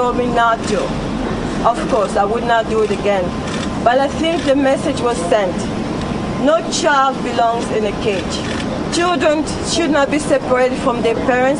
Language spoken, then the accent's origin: English; Republic of the Congo; now in United States; I am from the Republic of Congo. I came in this country in 1994.